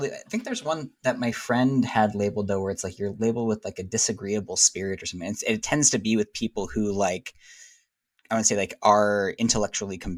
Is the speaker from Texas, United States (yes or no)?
no; South Orange County, California, United States; Born and raised in California in California. What part? Like more in Southern California, Northern California? Orange County represent.